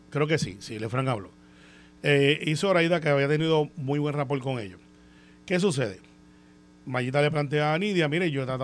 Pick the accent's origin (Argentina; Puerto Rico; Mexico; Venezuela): Puerto Rico; he dicho, mire, yo soy de Puerto Rico